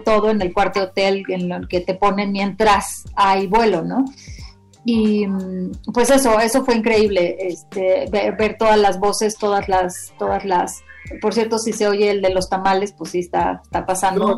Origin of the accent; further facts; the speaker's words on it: Mexico; éramos mexicanos